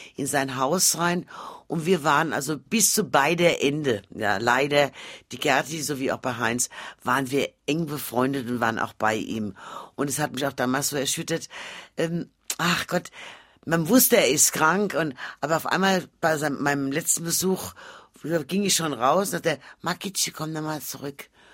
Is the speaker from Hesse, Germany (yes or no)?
yes; Frankfurt, Hesse, Germany; also born or lived in Mainz; in Frankfurt geboren und in Frankfurt